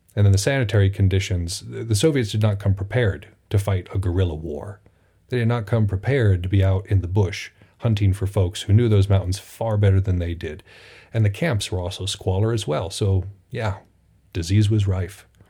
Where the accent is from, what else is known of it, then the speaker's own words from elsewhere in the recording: United States; It is strange now being an American